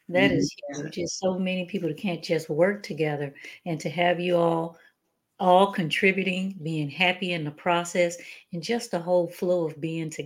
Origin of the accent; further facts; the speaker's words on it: Texas, United States; I'm from Texas